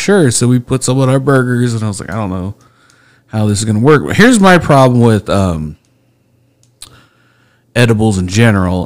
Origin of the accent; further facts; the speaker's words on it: Speedway, Indiana, United States; I grew up in Speedway